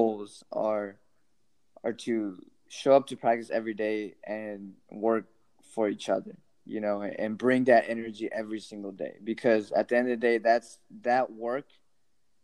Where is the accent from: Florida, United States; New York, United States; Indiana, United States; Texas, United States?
Texas, United States; Houston; Houston Dynamo. Like, that's my hometown